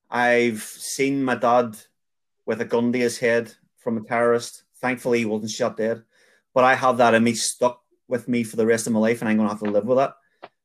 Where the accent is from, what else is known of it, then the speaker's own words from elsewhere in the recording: Belfast, Northern Ireland, United Kingdom; I grew up in North Belfast and I grew up in the tail end of the Troubles.